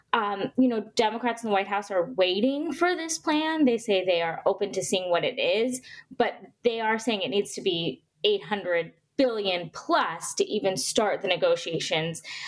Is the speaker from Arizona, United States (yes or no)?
yes; Arizona, United States; my home state of Arizona